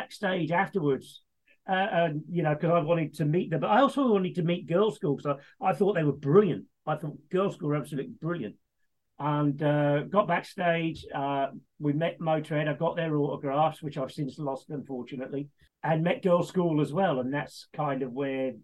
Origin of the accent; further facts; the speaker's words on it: Leicester, East Midlands, United Kingdom; Born and raised in Leicester